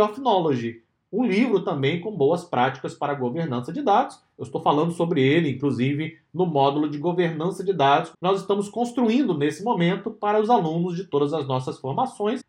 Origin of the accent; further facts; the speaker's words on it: Brazil; Nós, que somos brasileiros aqui na DSA